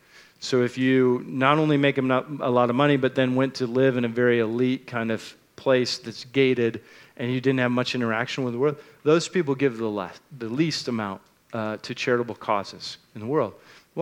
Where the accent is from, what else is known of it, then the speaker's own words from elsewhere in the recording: United States; born there; I was born in America and not in Nigeria, which pretty much made all the difference in the world in the outcome of my life.